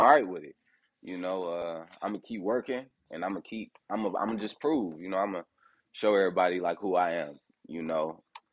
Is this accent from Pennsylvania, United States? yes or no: no; Fort Wayne, Indiana, United States; moved away as an adult; also born or lived in Detroit, Michigan; I was born in Detroit. And I was like raised in Fort Wayne, Indiana. And I moved to Indianapolis when I had like started boxing when I was 18